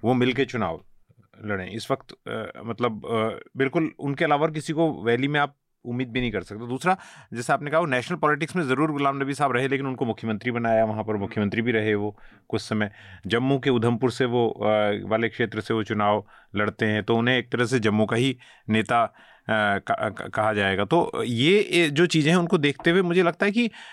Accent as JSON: {"language": "Hindi", "region": "Uttarakhand", "country": "India", "said": "मैं क्योंकि उत्तराखंड से आता हूँ"}